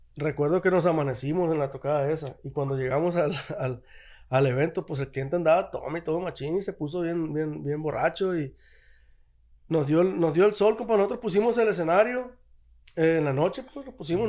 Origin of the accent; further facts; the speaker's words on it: Guasave, Sinaloa, Mexico; soy yo de Guasave